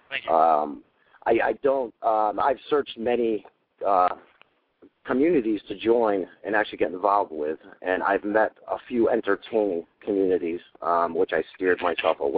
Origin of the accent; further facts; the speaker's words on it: Connecticut, United States; I'm in, I'm from Connecticut.